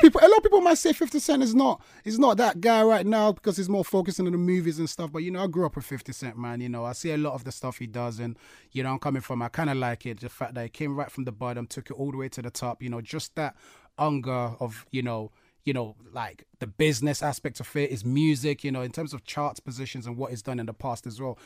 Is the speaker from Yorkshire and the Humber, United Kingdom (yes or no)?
no; London, United Kingdom; obviously my hometown, London